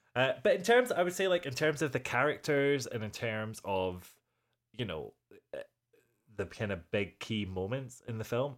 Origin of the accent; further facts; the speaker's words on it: Minnesota, United States; I'm from Minnesota